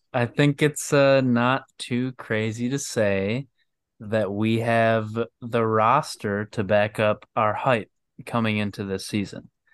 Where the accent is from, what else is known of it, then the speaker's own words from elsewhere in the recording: Michigan, United States; I'm from Michigan